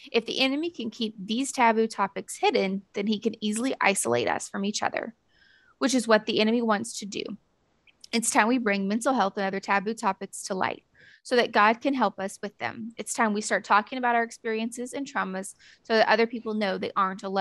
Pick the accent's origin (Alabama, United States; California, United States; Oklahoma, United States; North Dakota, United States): Alabama, United States; Theodore; also born or lived in other US states; I am originally from the Deep South, meaning I grew up mostly in Theodore, Alabama. And you most likely have no idea where that is, but it's right next door to Mobile, Alabama. I say mostly because I'm an Army kid.